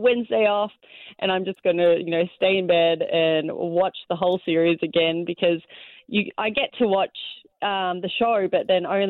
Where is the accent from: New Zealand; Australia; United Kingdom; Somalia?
Australia; moved away as an adult; now in Canada; I grew up in Australia.